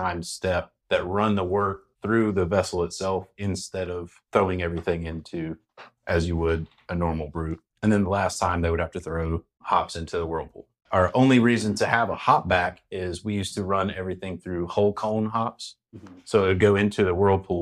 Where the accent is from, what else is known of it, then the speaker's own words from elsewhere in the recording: North Carolina, United States; now in Florida, United States; I'm originally from North Carolina